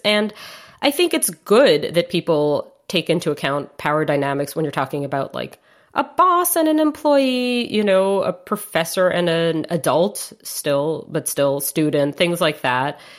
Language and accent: English; New York, United States; I grew up in Manhattan